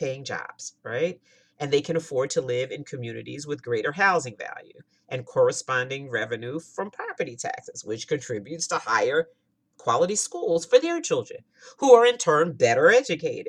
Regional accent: Pennsylvania, United States; my home state, Pennsylvania

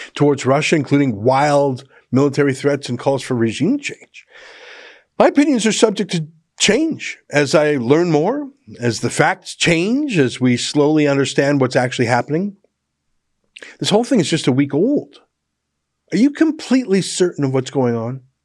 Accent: Canada; as a Canadian

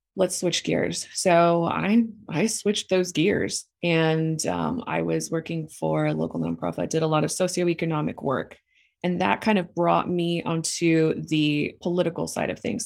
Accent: El Paso, Texas, United States; moved away as an adult; now in Los Lunas, United States; I was born and raised in El Paso, Texas

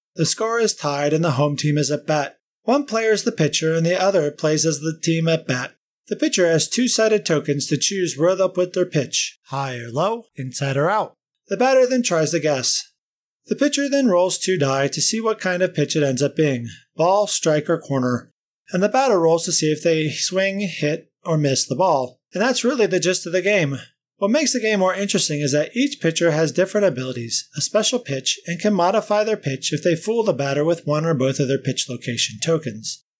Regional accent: United States; moved away; also born or lived in St. Louis, Missouri / Cincinnati, Ohio; Growing up in Saint Louis and Cincinnati in the late seventies to early eighties

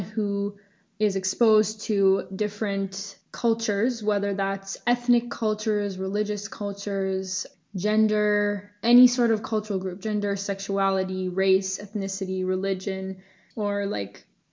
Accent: Ashland, Massachusetts, United States; also born or lived in Worcester, Massachusetts; I am from Ashland, Massachusetts originally

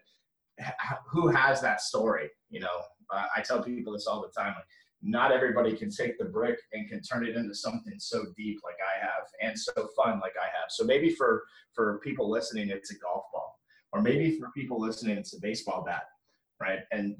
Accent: Orlando, Florida, United States; It's the house that I grew up in Orlando, Florida.

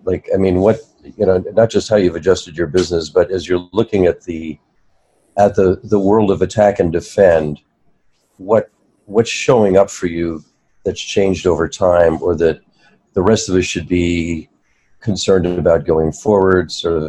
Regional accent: New Jersey, United States; I'm from New Jersey.

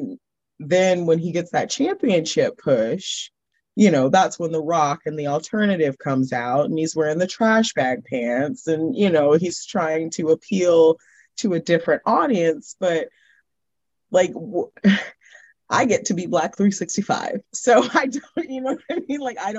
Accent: Orlando, Florida, United States; Like, no, I'm from Orlando.

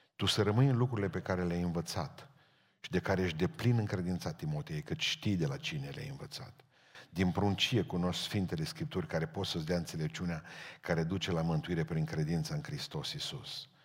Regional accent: Bihor County, Romania; born or raised there

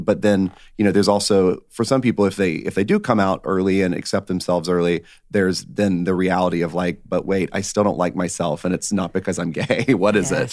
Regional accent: northwest Georgia, United States; Georgia. So not too far from Florida, but, um, about, uh, northwest Georgia

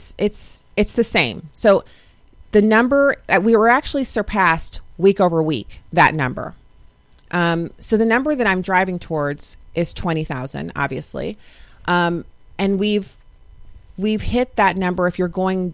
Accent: United States; I'm righteously American

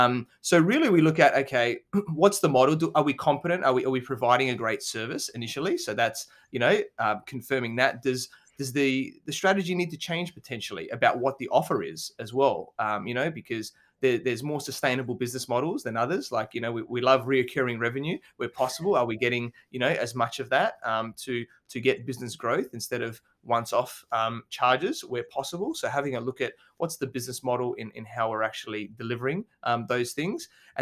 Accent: Adelaide, South Australia, Australia; So I grew up in Adelaide, South Australia. So it's a smaller capital city in Australia.

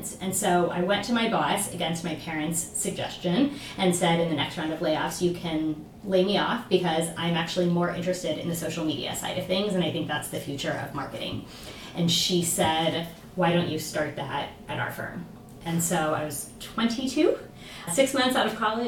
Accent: Houston, Texas, United States; also born or lived in New York; I'm from Houston, so came home.

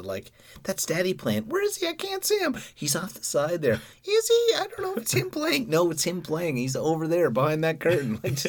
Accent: Newfoundland and Labrador, Canada; I'm an Irish Newfoundlander

